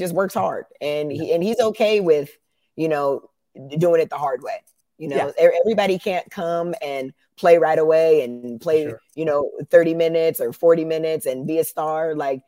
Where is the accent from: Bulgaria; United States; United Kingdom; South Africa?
United States; Las Vegas, Nevada; moved away as an adult; now in Israel; I'm from Vegas